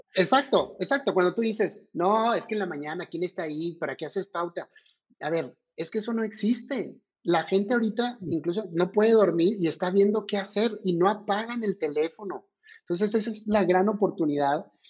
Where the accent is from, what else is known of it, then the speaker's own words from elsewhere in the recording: Mexico; como mexicano